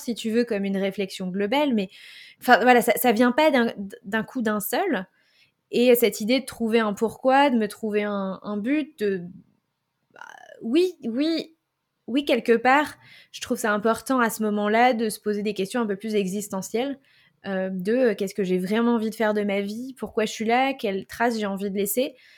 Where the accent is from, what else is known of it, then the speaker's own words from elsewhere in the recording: Île-de-France, France; also born or lived in Paris; je vivais à Paris, mais j'ai grandi en Ile-de-France et j'ai vécu à Paris en tant que jeune active.